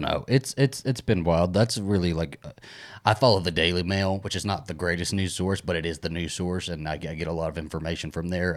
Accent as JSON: {"language": "English", "country": "United States", "said": "I always thought as an American"}